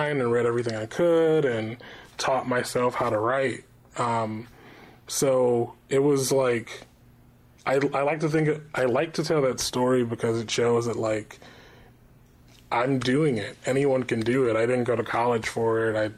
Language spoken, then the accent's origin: English; Michigan, United States; moved away; I'm from the Midwest, which is not the East Coast